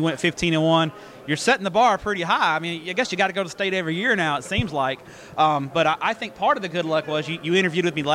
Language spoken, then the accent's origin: English; Everman, Texas, United States; I'm from Everman